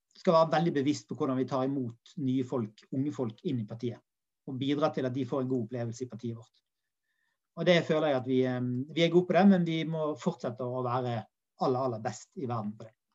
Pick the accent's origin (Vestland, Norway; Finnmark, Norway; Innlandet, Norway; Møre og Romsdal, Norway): Vestland, Norway; Bergen; der jeg kommer fra, i Åsane